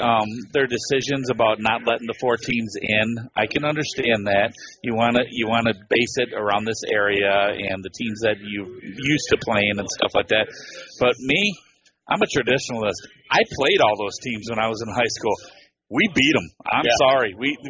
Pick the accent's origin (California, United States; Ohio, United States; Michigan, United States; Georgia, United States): Michigan, United States; Grayling; I grew up here in Grayling